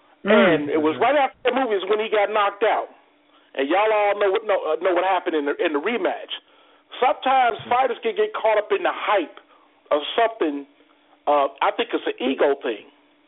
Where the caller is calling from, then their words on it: Cincinnati, Ohio, United States; from Cincinnati.